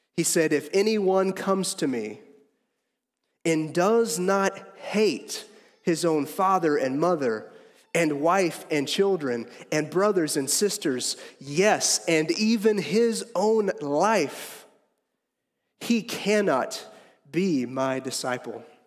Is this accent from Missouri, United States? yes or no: yes; Harrisonville, Missouri, United States; I am from Harrisonville